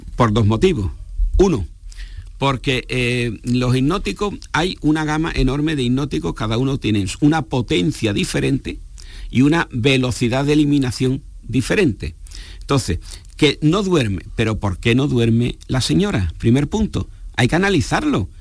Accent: Spain; nuestra población en España

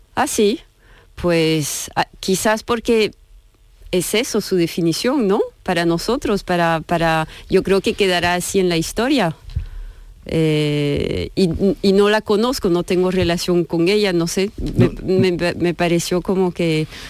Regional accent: France; Spanish is a second language; moved away; yo, soy francesa

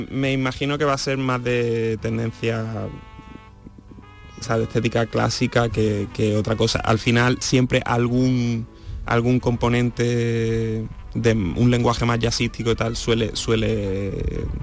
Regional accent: Seville, Andalusia, Spain; la, eso, la institución que, conforma ya Teatro de la Maestranza, junto con el hecho de que sea el, de mi ciudad natal, pues

